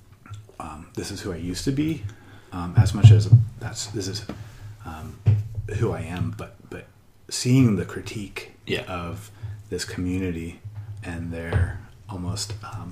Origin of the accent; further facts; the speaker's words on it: Midwest, United States; moved away as an adult; now in Thailand; I'm a Midwestern white guy from America